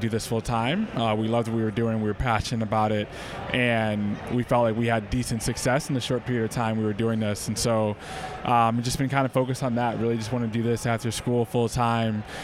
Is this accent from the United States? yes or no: yes; Detroit, Michigan, United States; moved away as an adult; also born or lived in Evanston, Illinois / New York; I was born in Detroit, went to Northwestern University in Evanston